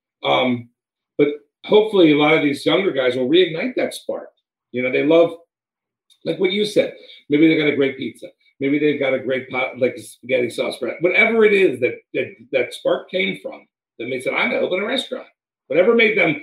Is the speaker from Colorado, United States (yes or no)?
no; Washington, District of Columbia, United States; I grew up in Washington, D.C.